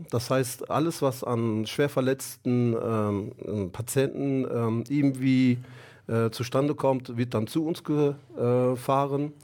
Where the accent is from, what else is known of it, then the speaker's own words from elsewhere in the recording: Germany; ich bin 49 Jahre alt, äh, bin hier in Deutschland geboren. Meine Eltern kommen ursprünglich aus der Türkei, aus dem Osten der Türkei.